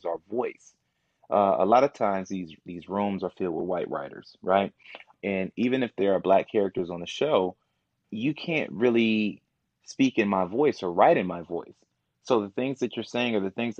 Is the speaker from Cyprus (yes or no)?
no; Kankakee, Illinois, United States; born or raised there; also born or lived in Momence, Illinois